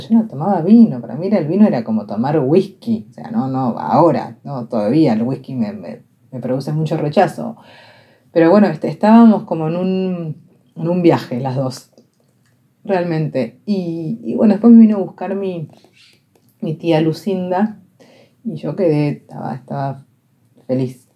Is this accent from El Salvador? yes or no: no; Argentina; yo hablaba castellano, argentino